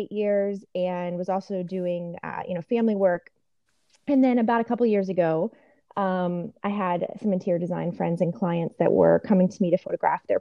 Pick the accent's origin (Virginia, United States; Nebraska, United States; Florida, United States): Virginia, United States; Richmond; also born or lived in Washington, District of Columbia, United States; now in Northern Virginia, United States; I'm from Richmond originally, so it was nice to get back to Virginia